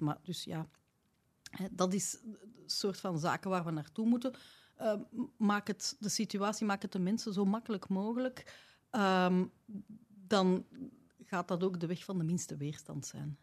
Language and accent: Dutch; Belgium; bij ons in West-Europa, of laat ons zeggen tenminste, naar in België